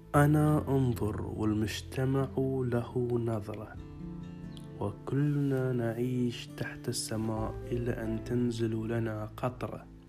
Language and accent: Arabic; Bahrain; يسألوني من أين أنت؟ وأقول لهم من البحرين